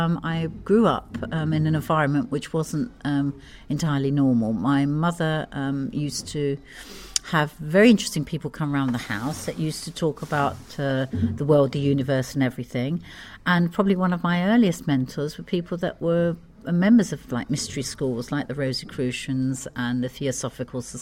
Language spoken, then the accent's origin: English; London, United Kingdom; moved away as an adult; also born or lived in Geneva / Montreal / America; now in Ibiza, Spain; I'm a Londoner born and bred